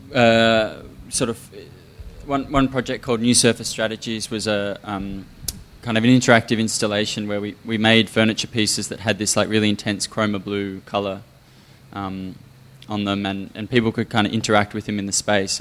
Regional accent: Melbourne, Victoria, Australia; moved away as an adult; also born or lived in London; I grew up in Melbourne

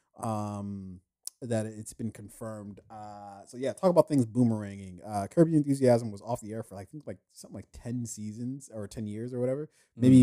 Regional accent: United States; I was born in the U.S.

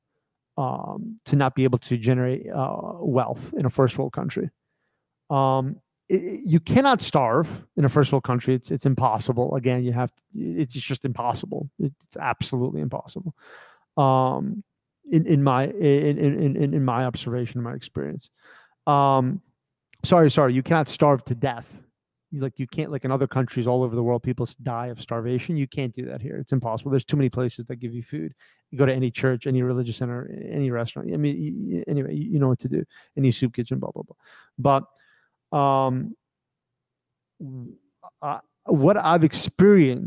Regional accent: United States; I grew up in America

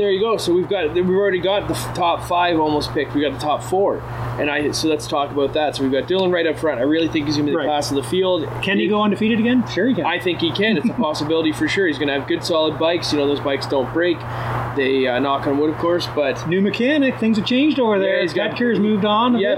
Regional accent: Canada; Yeah, we're too Canadian. We're, we're, too Canadian about it.

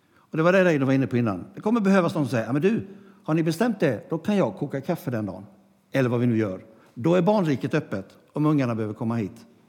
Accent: Gnosjö, Jönköping County, Sweden; det gamla kapellet i Gnosjö där jag växte upp

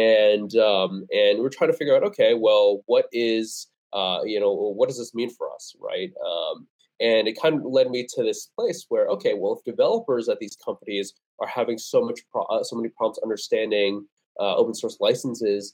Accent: Vernon Hills, Illinois, United States; moved away as an adult; also born or lived in Aurora, Illinois; I grew up in the Chicago suburb.

